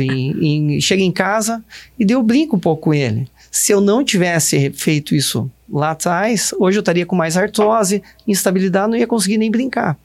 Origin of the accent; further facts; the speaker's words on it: Ponta Grossa, Paraná, Brazil; na minha cidade, que eu morava, eu nasci em Ponta Grossa